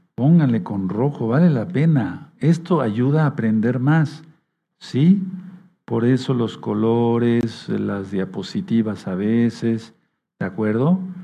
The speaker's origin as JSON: {"language": "Spanish", "town": "Tehuacán", "region": "Puebla", "country": "Mexico", "moved": "as an adult", "said": "Tuve que salir de Tehuacán para ir a la capital del estado a estudiar medicina"}